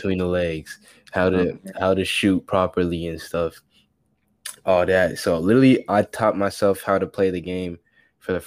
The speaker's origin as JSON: {"language": "English", "country": "United States", "also_born_or_lived": "Africa", "said": "going there as an American"}